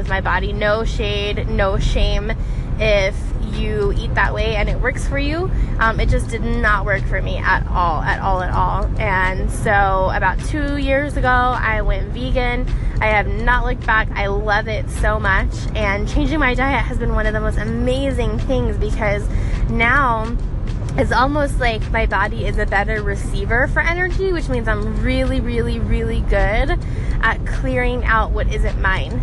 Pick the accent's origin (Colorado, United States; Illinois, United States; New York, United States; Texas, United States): Colorado, United States; Denver; now in Phoenix, United States; I currently am calling Phoenix home. I'm originally from Denver